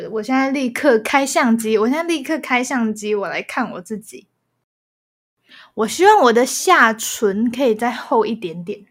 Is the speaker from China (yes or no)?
no; Taiwan; 我是台湾人